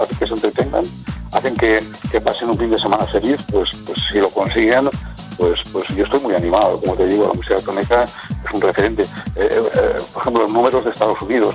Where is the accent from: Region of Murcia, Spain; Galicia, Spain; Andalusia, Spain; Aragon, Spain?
Aragon, Spain; es mi tierra, ¿no? Estamos en Aragón, estamos en Zaragoza